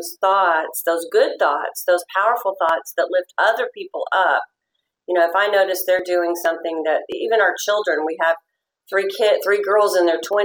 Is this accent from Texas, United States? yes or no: yes; Fort Worth, Texas, United States; I was born and raised in Fort Worth